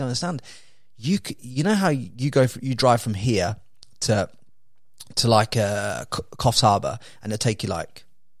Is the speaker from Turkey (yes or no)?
no; England, United Kingdom; accent: neutral southern English; my accent that I've got is probably more like generic.